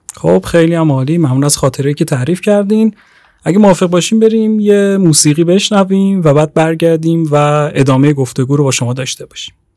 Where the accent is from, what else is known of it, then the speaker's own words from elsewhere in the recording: Tehran, Tehran Province, Iran; 23 سالمه اهل تهران